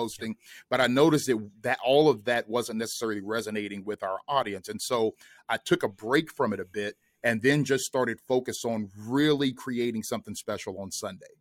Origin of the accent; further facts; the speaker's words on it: Kentucky, United States; moved away as an adult; now in Atlanta, United States; we're both originally from Kentucky.